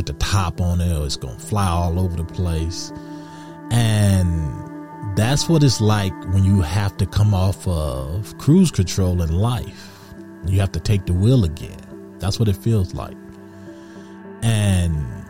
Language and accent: English; Detroit, Michigan, United States; growing up in Detroit, going down Michigan Avenue